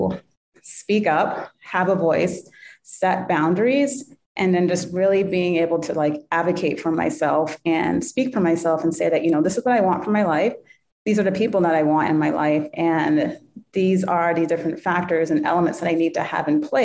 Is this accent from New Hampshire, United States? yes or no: yes; New Hampshire, United States; We grew up in New Hampshire